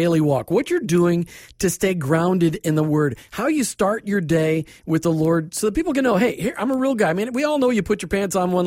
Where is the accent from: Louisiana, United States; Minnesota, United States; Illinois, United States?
Minnesota, United States; I grew up in Minnesota